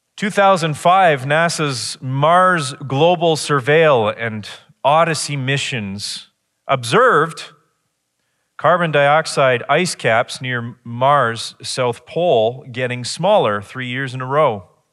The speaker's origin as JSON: {"language": "English", "town": "Chatham", "region": "Ontario", "country": "Canada", "tie": "born or raised there", "said": "I grew up in Chatham."}